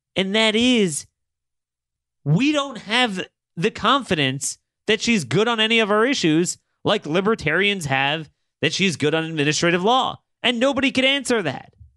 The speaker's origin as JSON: {"language": "English", "region": "Maryland", "country": "United States", "tie": "born or raised there", "said": "my home state of Maryland"}